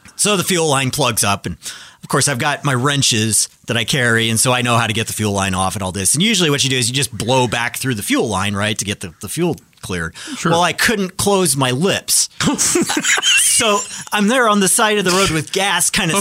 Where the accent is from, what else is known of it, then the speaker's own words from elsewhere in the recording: Colorado, United States; I grew up in Colorado. I grew up in the mountains, and it snowed a lot there.